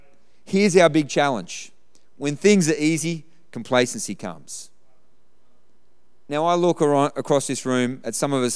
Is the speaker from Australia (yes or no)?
yes; Australia; I look across this room, we grew up in Australia.